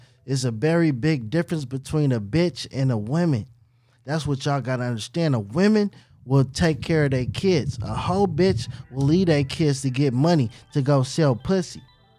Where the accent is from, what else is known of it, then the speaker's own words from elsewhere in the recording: Oakland, California, United States; I'm 15 years old, though, with like five hoes, right? So it's like, I'm from the town, though. I'm really from Oakland, right?